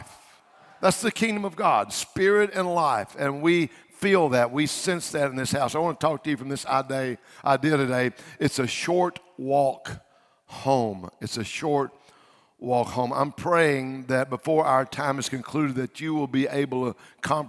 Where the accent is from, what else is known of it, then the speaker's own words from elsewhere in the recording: Louisiana, United States; I'm from Louisiana